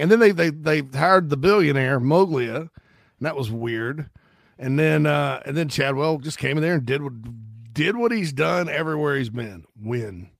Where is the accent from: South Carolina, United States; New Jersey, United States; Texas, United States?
South Carolina, United States; So we're all from South Carolina, right? All three of us. It's our state.